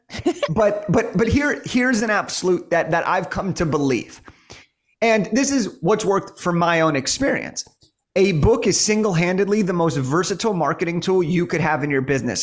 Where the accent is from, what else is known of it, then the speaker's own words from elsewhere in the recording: Los Angeles, California, United States; I'm from Los Angeles.